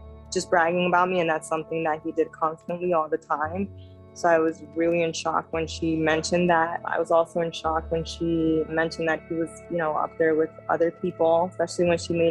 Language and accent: English; New York, United States; I'm from New York